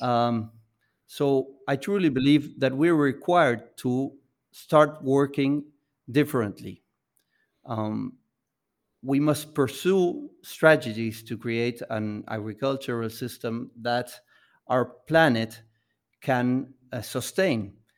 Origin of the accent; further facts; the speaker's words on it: Buenos Aires, Argentina; we come from Buenos Aires